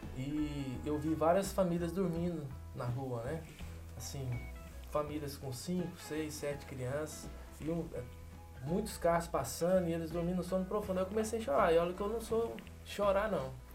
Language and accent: Portuguese; Brazil; also born or lived in São Paulo; now in India; como brasileiro